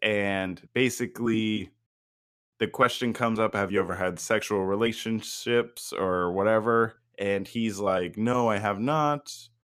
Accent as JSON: {"language": "English", "town": "Brooklyn", "region": "New York", "country": "United States", "tie": "born or raised there", "said": "I grew up in Brooklyn. She grew up in the suburbs."}